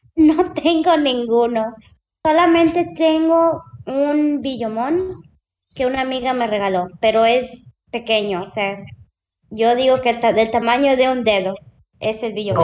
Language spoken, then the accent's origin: Spanish; Puebla, Mexico; now in United States; Yo soy originaria de Puebla, pero vivo en ah. Estados Unidos.